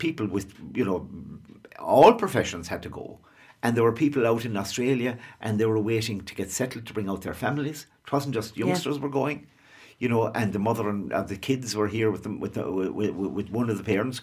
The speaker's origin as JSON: {"language": "English", "country": "Ireland", "tie": "born or raised there", "said": "we grew up near Shannon Airport, as well, it's right across the river"}